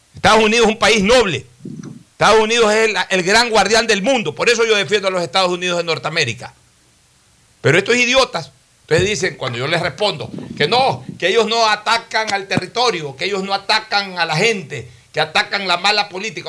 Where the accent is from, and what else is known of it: Ecuador